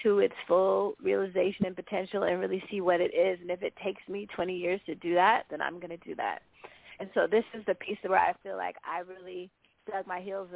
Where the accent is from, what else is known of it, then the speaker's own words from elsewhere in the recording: the Bay Area, California, United States; moved away as an adult; now in Brooklyn, United States; I grew up in the Bay